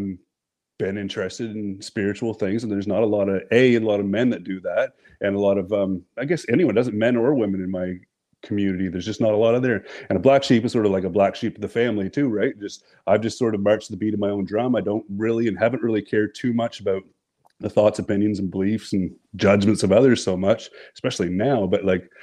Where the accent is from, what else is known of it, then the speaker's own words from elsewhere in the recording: New Brunswick, Canada; I'm from the Canada, from the East Coast, Canada. New Brunswick.